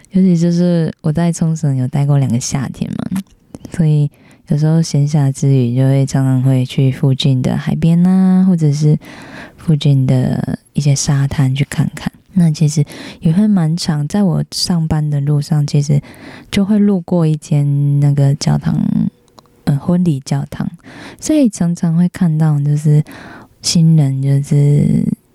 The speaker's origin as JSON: {"language": "Chinese", "region": "northern Taiwan", "country": "Taiwan", "said": "我是北部人"}